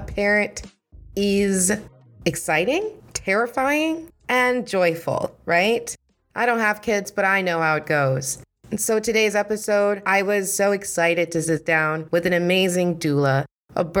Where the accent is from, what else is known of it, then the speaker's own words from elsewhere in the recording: Minnesota, United States; a fellow Minnesotan